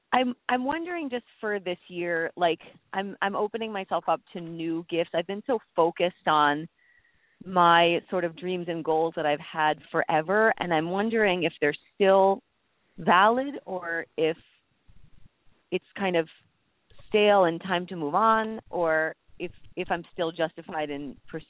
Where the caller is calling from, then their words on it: New York, United States; Hi, Candy. … from New York.